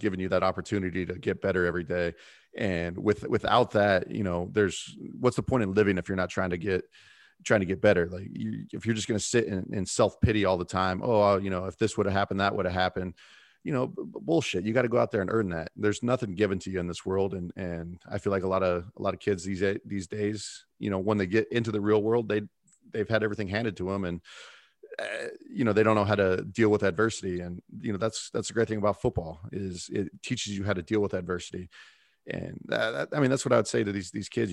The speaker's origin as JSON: {"language": "English", "town": "Fort Morgan", "region": "Colorado", "country": "United States", "said": "I came from Fort Morgan, a town of nine thousand people"}